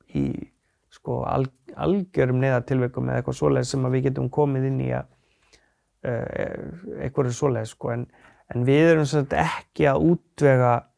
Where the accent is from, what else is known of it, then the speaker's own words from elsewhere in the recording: Akureyri, Northeastern Region, Iceland; also born or lived in Sauðárkrókur; Ég er fættur og svona halvu uppalinn á Akureyri. Já. Uh, svo flyttum við mamma á Söðokrók og þar er eða ég unlingsárunum